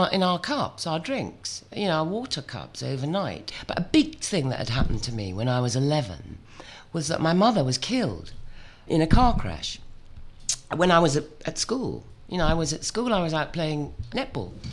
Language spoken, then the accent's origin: English; Kuala Lumpur, Federal Territory of Kuala Lumpur, Malaysia; I was born in Kuala Lumpur, in what was then called Malaya, in 1955